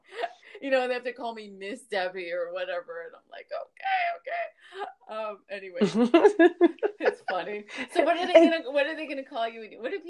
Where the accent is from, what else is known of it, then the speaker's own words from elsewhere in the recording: New York, United States; also born or lived in Miami; because I'm from New York and Miami and stuff